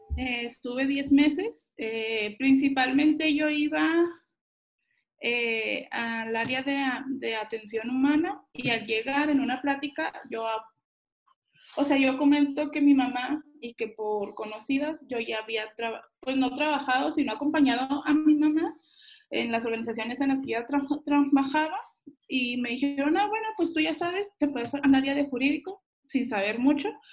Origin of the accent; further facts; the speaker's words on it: Chihuahua, Mexico; also born or lived in San Luis Potosí; Yo nací en la ciudad de San Luis Potosí, pero cuando tenía cuatro años me fui a la ciudad de Chihuahua, de donde es la familia de mi mamá y donde he estado toda, toda mi vida